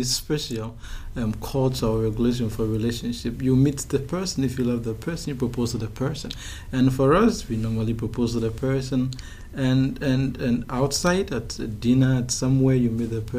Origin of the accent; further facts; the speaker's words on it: Ghana; now in Osaka, Japan; I'm from Ghana